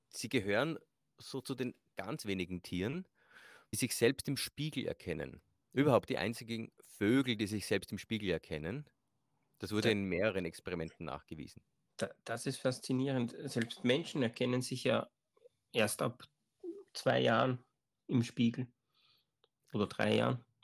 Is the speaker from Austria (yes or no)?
yes; Austria